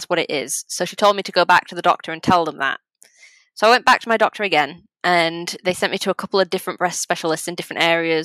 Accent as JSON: {"language": "English", "region": "England", "country": "United Kingdom", "said": "I'm English, I'm not Polish"}